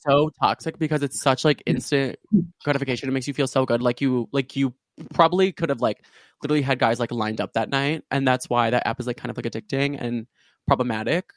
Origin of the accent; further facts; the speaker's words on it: suburbs of Chicago, Illinois, United States; also born or lived in Urbana-Champaign, Illinois; right now I'm at my university, um, uh, University of Illinois in Urbana-Champaign, but I'm normally from like the suburbs of Chicago